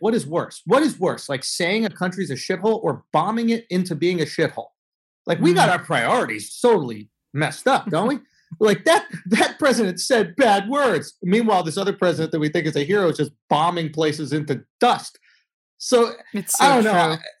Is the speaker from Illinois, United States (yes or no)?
no; Manhattan, New York, United States; New York. I grew up in Manhattan.